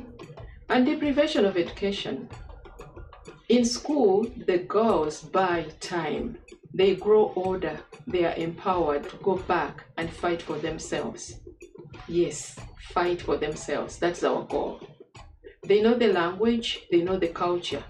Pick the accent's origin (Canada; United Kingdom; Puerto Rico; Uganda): Uganda; I come from Uganda.